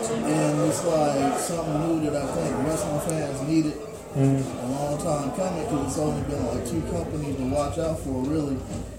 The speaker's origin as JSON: {"language": "English", "town": "Los Angeles", "region": "California", "country": "United States", "tie": "born or raised there", "said": "I'm a dude from South Central that wasn't supposed to be doing none of that."}